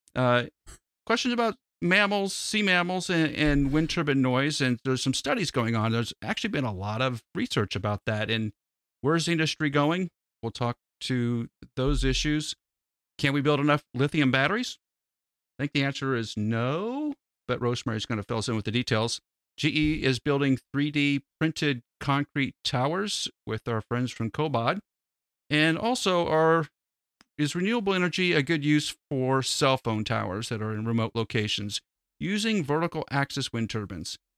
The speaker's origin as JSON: {"language": "English", "country": "United States", "said": "as an American"}